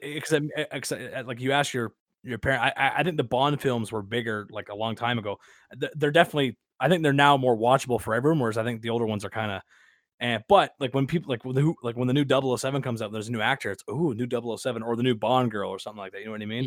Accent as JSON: {"language": "English", "country": "Canada", "accent": "Canadian", "said": "I'm from ru, rural Canada"}